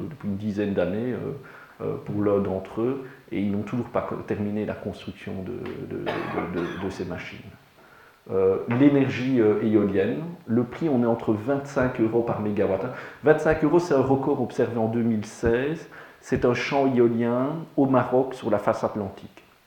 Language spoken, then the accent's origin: French; Liège, Wallonia, Belgium; Je suis liégeois